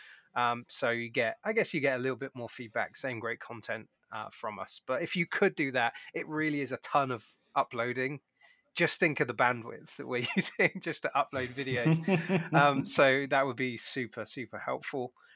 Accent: United Kingdom; now in United States; As a Brit

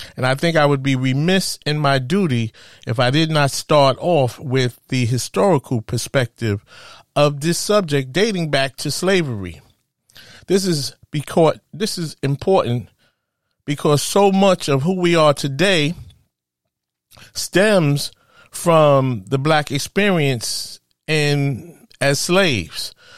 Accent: New York City, New York, United States; as a kid, I grew up in Spanish Harlem.

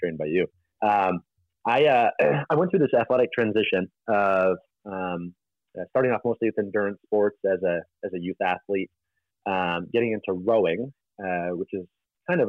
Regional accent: Detroit, Michigan, United States; moved away; growing up in the Detroit area

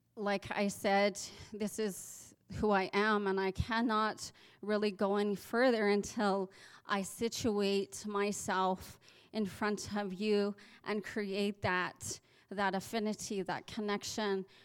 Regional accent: Southern Alberta, Canada; as Southern Albertans, as Canadian citizens.

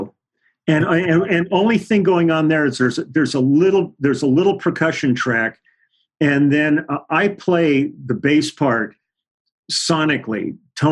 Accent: Los Angeles, California, United States; also born or lived in Milwaukee; I grew up in the Valley. I grew up in Van Nuys

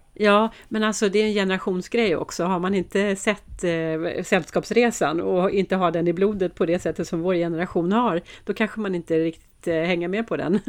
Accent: Sweden; vi svenskar

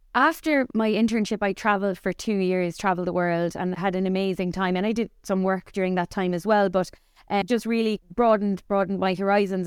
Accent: Cork, Munster, Ireland; grew up here in Cork, but my family is all from the west of Ireland, from Mayo and Sligo. So, to Cork people, we were actually considered blow-ins, even though myself and my three brothers were all born and reared in Cork

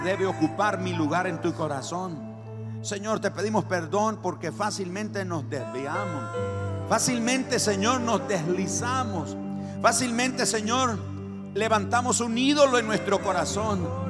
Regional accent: Nicaragua; moved away; todos los nicas llevan queso, rosquillas, huirilas, elotes cocidos, oltamales

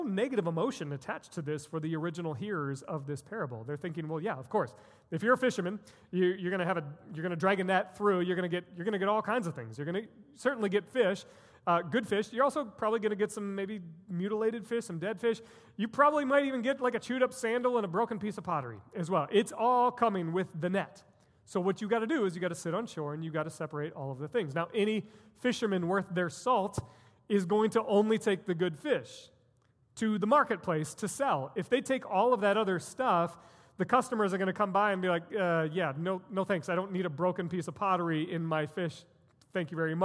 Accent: United States; as Americans, and as American Christians specifically

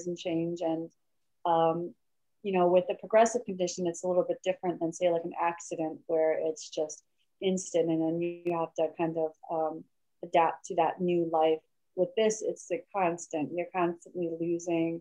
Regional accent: Michigan, United States; moved away as an adult; also born or lived in South Korea; now in California, United States; I wasn't born in Michigan. I was raised in Michigan to my adoptive family, Michigan.

